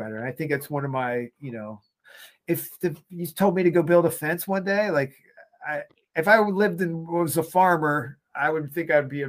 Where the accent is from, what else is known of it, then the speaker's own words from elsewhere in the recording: Laurel, Maryland, United States; I grew up in Laurel, Maryland